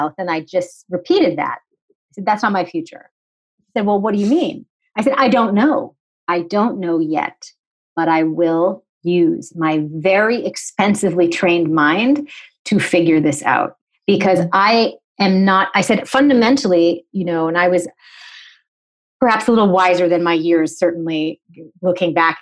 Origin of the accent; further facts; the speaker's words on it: New England, United States; I'm from New England